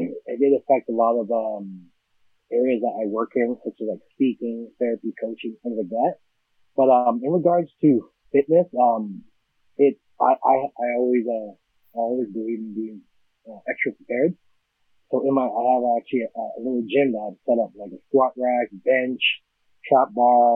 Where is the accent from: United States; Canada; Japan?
Canada; Edmonton, Alberta; I'm born and raised in Edmonton, Alberta